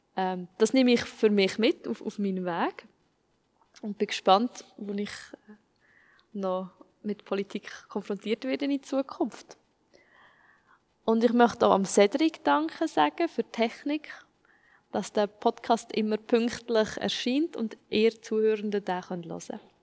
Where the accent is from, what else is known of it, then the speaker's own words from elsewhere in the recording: Switzerland; ich als Schweizerin bin